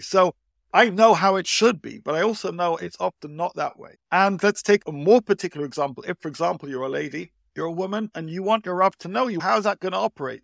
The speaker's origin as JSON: {"language": "English", "country": "United Kingdom", "tie": "born or raised there", "moved": "yes", "lives_now": "Israel", "said": "I grew up in the U K, as you can tell by my accent."}